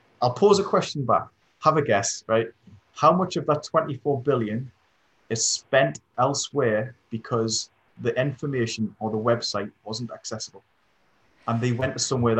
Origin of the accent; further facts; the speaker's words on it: Stanley, North East England, United Kingdom; I live in a town called Stanley, which is basically hills.